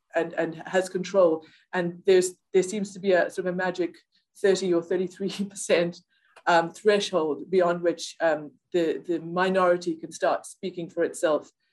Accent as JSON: {"language": "English", "country": "South Africa", "tie": "born or raised there", "moved": "as an adult", "lives_now": "Ireland", "said": "I grew up in South Africa. Um, and yes. I've lived in Ireland for just over 20 years"}